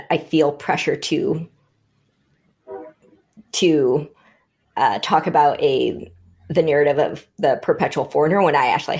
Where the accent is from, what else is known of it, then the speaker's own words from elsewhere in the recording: Seattle, Washington, United States; also born or lived in Vietnam / Berkeley, California; growing up on the West Coast, growing up in Seattle, and I went to Berkeley, and that was lots of Asians there.